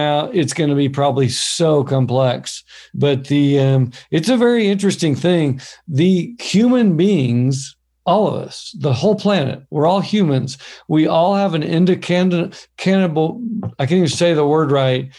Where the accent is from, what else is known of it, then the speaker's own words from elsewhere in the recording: Oklahoma, United States; I'm from Oklahoma, which is kind of farming land